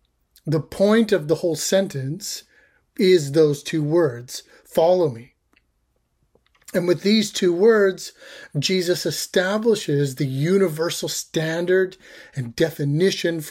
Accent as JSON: {"language": "English", "country": "Canada", "said": "I'm Canadian."}